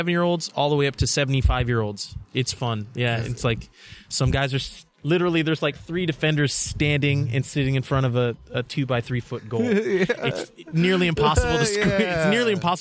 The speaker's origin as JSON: {"language": "English", "town": "Bakersfield", "region": "California", "country": "United States", "said": "Bakersfield, originally. California."}